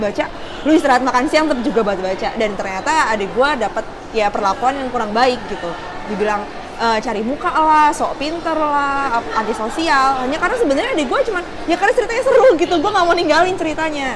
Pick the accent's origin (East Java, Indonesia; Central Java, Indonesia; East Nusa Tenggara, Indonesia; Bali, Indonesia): East Java, Indonesia; Surabaya; moved away as an adult; now in Jakarta, Indonesia; gue dari kecil sampai besar di Surabaya. Gue pindah ke Jakarta cuma hanya karena kerjaan aja